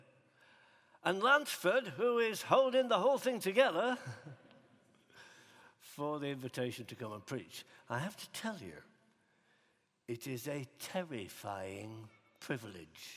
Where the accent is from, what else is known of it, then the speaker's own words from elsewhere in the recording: Huddersfield, Yorkshire and the Humber, United Kingdom; growing up in Huddersfield in West Yorkshire